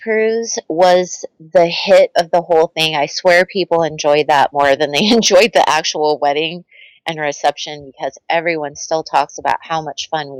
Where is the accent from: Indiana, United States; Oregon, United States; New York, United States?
Indiana, United States; We are both from Indiana